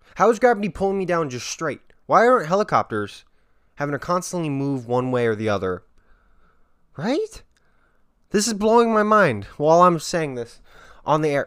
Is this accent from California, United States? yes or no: no; Las Vegas, Nevada, United States; growing up in Vegas